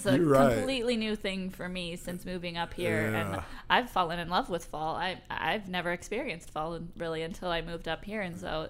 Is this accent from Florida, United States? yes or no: yes; Florida, United States; moved away as an adult; now in Michigan, United States; you guys who are regular listeners know that I'm from Florida.